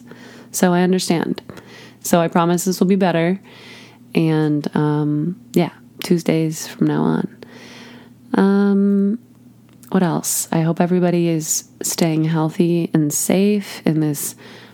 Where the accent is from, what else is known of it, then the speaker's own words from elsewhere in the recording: Chicago, Illinois, United States; I'm from Chicago myself